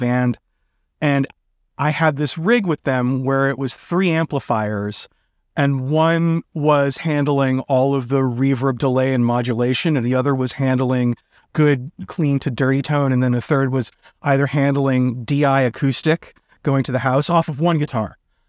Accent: New York City, New York, United States; also born or lived in Brooklyn, New York / Baltimore; I grew up in Manhattan, New York.

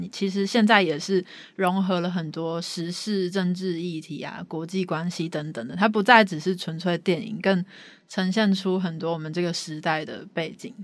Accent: Taiwan; 我们台湾人

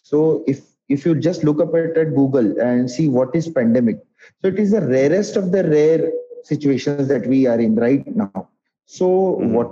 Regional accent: Nagpur, Maharashtra, India; moved away as an adult; also born or lived in Yavatmal; now in Mumbai, India; Uh, I am basically from Nagpur.

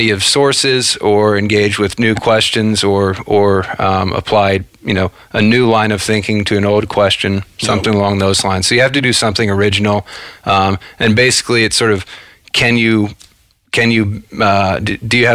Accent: Cincinnati, Ohio, United States; I grew up in outside of Cincinnati, Ohio.

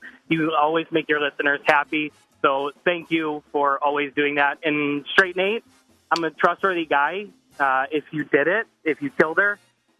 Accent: Boston, Massachusetts, United States; We are from Boston.

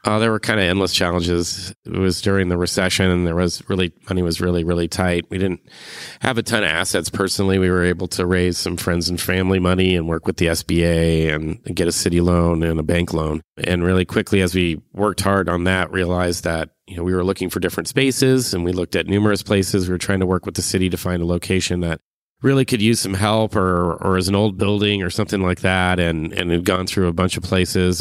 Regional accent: Cupertino, California, United States; moved away as an adult; now in Eugene, United States; I'm from Cupertino, California to Eugene to be a duck

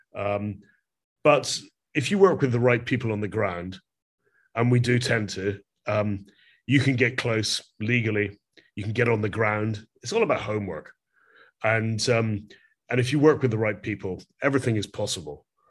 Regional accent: Glasgow, Scotland, United Kingdom; I'm from Glasgow in Scotland

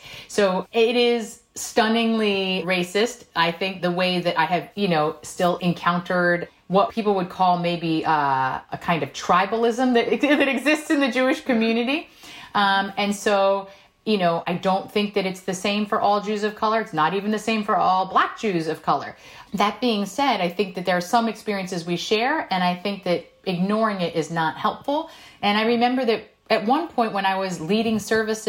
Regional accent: South Korea; born or raised there; first language Korean; English is a second language; now in United States

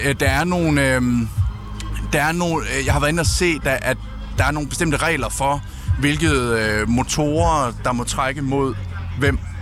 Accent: Southern Jutland, Southern Denmark, Denmark; er jo opvokset hjemme i Sønderjylland med mine forældre

